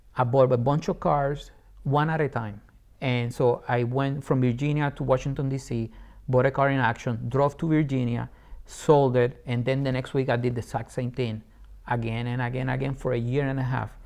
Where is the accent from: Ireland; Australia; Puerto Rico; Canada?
Puerto Rico; English is a second language; moved away as an adult; also born or lived in England; Born and raised in Puerto Rico, I love my island.